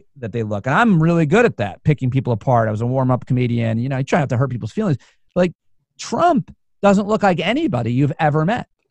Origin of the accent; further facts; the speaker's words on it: New York, United States; Being a New Yorker